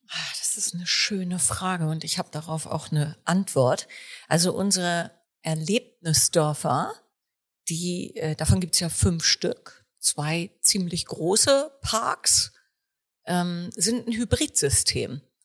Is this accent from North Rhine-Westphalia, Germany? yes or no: no; Warnsdorf, Schleswig-Holstein, Germany; Hier sind Robert und ich auch geboren